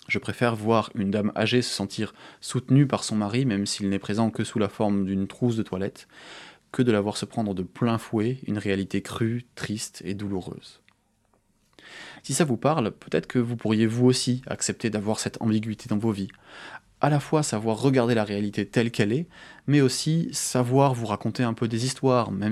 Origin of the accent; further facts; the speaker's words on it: France; Je suis français. Et ça me donne accès à des droits, par exemple.